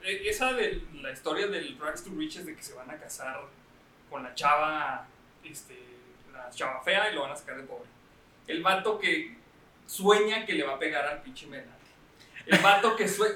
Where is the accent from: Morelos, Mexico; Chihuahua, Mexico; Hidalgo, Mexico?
Chihuahua, Mexico; somos de Chihuahua